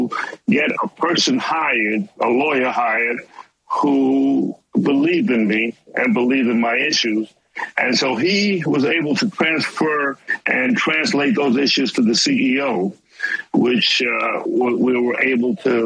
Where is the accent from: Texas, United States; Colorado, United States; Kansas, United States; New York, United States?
New York, United States; New York City; moved away; I came from Harlem. I lived in public housing. I was extremely poor.